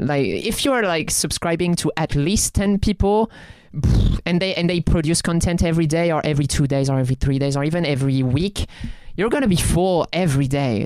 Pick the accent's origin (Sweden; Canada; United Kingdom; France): France; accent: French; It was with my French accent